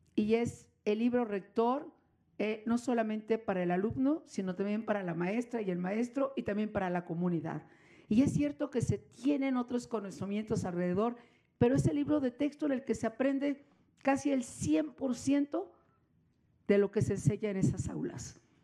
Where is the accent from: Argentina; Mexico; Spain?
Mexico; podríamos coincidir millones de mexicanos